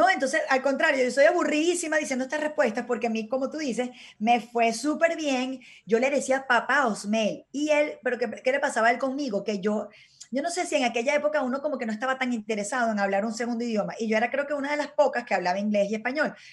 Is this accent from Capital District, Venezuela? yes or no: no; Maracay, Aragua, Venezuela; Jaira, lo que pasa es que Jaira me es de Caracas, viste, yo soy de Maracay.